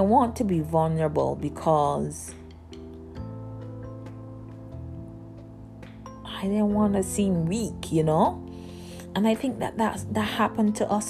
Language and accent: English; Barbados; I grew up in Barbados